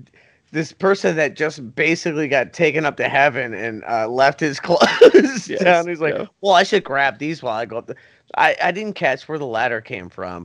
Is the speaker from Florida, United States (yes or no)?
yes; Florida, United States; we're from Florida